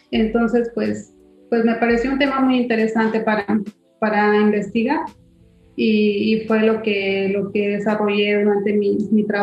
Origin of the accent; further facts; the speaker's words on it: San Luis Potosí, Mexico; moved away as an adult; now in Tabasco, Mexico; soy originaria de San Luis Potosí entonces yo en el año 2008 llegué a Tabasco